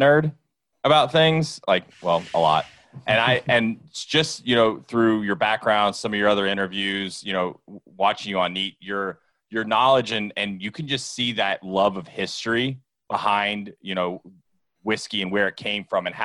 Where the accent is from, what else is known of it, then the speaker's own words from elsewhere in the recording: South Florida, United States; I'm from South Florida